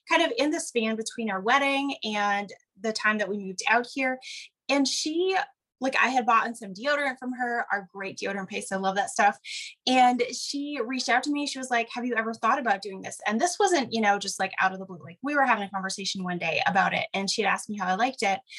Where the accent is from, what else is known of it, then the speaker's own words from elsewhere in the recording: Wisconsin, United States; moved away as an adult; now in Oregon, United States; I grew up in the Midwest, actually, so not terribly far from where you live. I grew up in Wisconsin